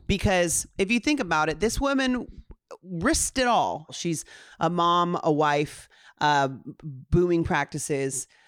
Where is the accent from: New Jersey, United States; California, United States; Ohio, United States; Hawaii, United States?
Hawaii, United States; Honolulu; I was born on Honolulu, Hawaii